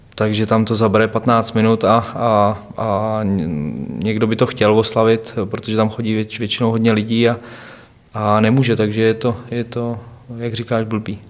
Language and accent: Czech; Převýšov, Hradec Králové Region, Czechia; also born or lived in Chlumec nad Cidlinou; Vyrůstal jsem v Převýšově, to je tři kilometry eh, obrovská vesnice. od Chlumce právě